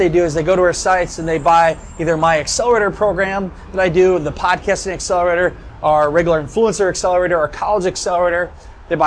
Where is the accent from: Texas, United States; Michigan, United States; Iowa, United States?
Iowa, United States; Garnavillo; now in Orlando, United States; my hometown of Garnerville, Iowa